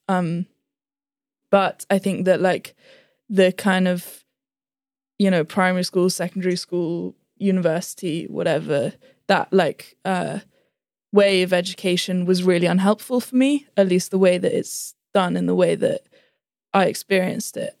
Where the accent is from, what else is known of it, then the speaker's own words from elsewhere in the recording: London, United Kingdom; also born or lived in Gummidge; we started school in London, yeah, primary school.